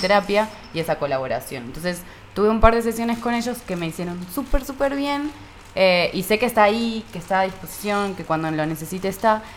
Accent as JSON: {"language": "Spanish", "country": "Argentina", "moved": "yes", "lives_now": "Mexico"}